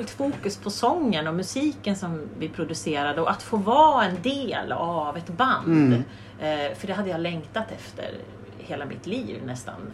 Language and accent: Swedish; Hudiksvall, Gävleborg County, Sweden; accent: Hälsingemål; Eller dal... Hälsingemål!